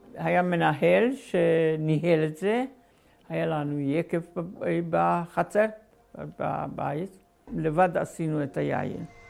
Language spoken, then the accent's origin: Hebrew; Slovakia; moved away; אני נולדתי בגרנטה ב-1930